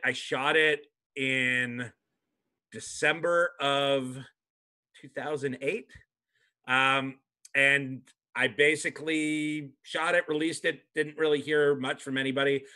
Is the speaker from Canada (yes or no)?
yes; Canada; moved away as an adult; now in United States; I'm from Canada